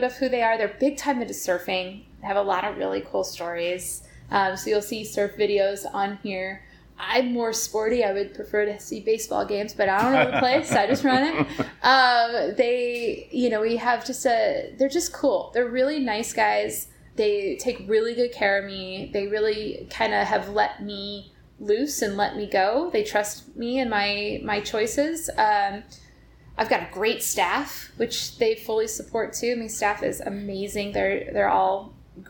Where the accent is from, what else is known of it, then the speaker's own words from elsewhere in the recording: Northwest Indiana, United States; also born or lived in Bloomington, Indiana; now in San Diego, United States; I'm from Northwest Indiana originally outside Chicago